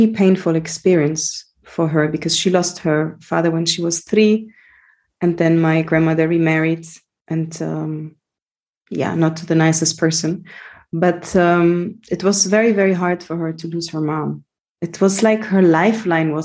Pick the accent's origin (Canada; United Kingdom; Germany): Germany; So I grew up in Germany. I was born and raised there to Greek parents.